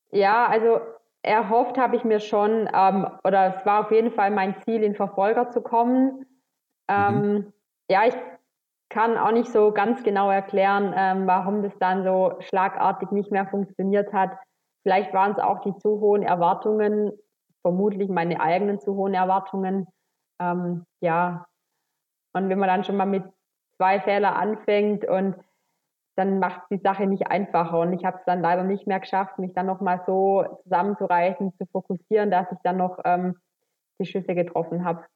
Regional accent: Schramberg, Baden-Württemberg, Germany; komme aus dem Schwarzwald. Geboren bin ich im Schra in Schramberg, das liegt im Landkreis Rottweil, also wirklich ähm, mittendrin im Schwarzwald.

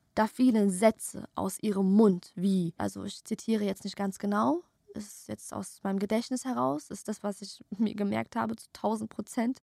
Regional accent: Germany; Tochter einer Perserin, Tochter eines Persers, geboren und aufgewachsen hier in Deutschland

